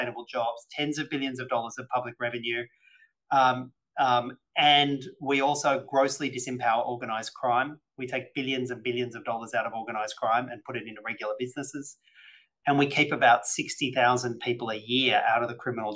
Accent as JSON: {"language": "English", "region": "New South Wales", "country": "Australia", "said": "my home state of New South Wales"}